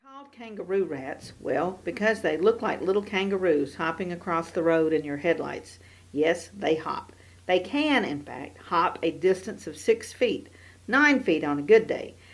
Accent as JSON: {"language": "English", "town": "Oakley", "region": "Kansas", "country": "United States", "tie": "born or raised there", "said": "right here in my hometown of Oakley, Kansas."}